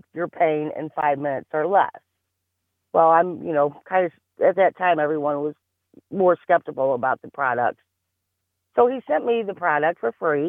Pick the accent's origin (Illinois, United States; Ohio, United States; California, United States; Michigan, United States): Illinois, United States; Caseyville; also born or lived in East St. Louis, Illinois; Grew up in Caseyville.